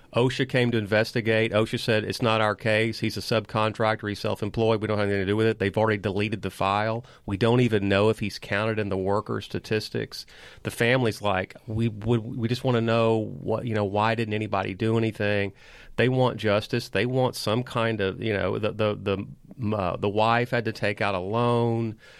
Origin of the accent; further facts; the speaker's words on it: Liberty, Texas, United States; now in Austin, United States; in my hometown of Liberty